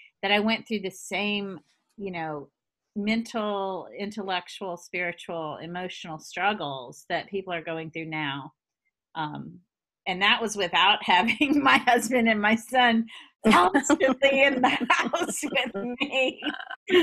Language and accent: English; the South, United States; I'm a good Southern woman